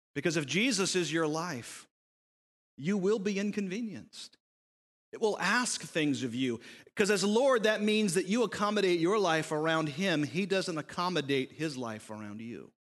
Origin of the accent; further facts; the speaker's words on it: United States